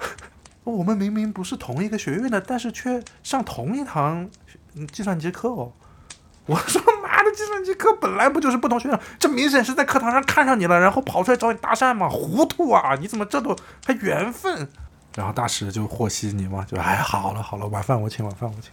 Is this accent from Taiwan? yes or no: no; Shandong, China; 我是一名来自山东的大学生